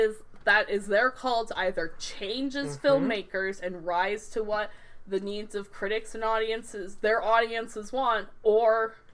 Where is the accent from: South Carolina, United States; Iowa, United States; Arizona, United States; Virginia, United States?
Arizona, United States; I was raised in Arizona.